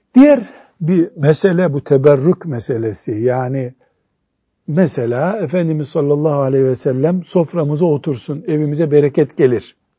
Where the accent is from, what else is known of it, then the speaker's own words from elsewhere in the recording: Black Sea Region, Turkey; bizim Karadeniz'de dolaylık deniyor ona.